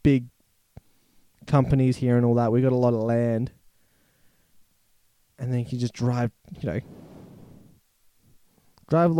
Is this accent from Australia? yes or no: yes; Australia; being an Australian